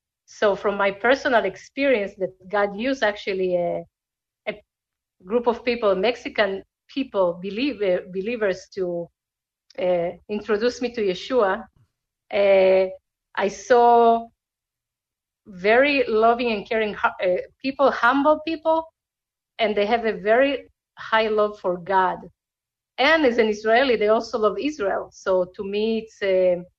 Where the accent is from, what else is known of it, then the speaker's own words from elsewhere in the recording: Argentina; born there; English is a second language; moved away; First of all, I was born in Argentina, so I speak Spanish.